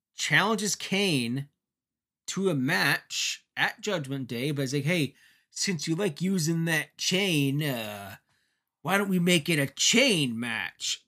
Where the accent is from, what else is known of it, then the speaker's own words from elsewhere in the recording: Ontario, Canada; my hometown